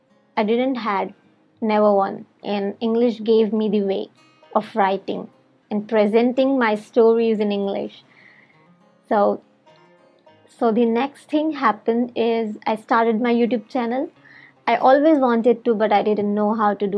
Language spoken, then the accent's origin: English; India; English is a second language; from India